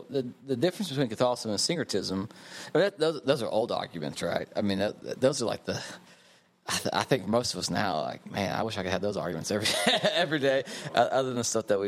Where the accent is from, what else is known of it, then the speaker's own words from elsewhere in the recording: Western Oklahoma, United States; accent: Western Oklahoma; also born or lived in North Carolina; now in Houston, United States; a person who refuses to give up his Western Oklahoma accent, finds himself as a Catholic, as a priest in the Catholic Church